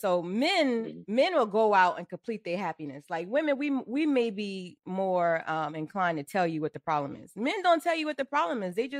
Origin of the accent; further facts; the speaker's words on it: Charleston, South Carolina, United States; accent: Geechee; I'm from Charleston.